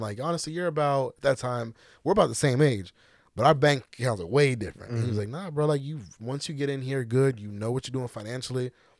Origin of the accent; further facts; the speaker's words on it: Florida, United States; Like, yeah, like I'm from Florida. I got a crib back there, but we had to move.